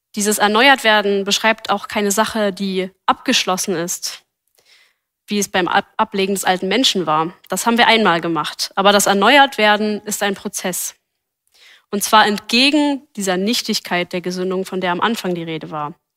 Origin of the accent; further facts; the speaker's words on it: Berlin, Germany; Ich bin als Gemeindekind in Berlin aufgewachsen